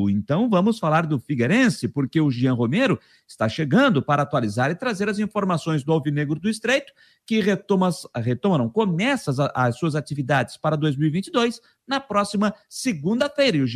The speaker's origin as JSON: {"language": "Portuguese", "town": "Criciúma", "region": "Santa Catarina", "country": "Brazil", "said": "Eu sou torcedor do São Cristóvão, time do bairro lá do meu bairro em Criciúma."}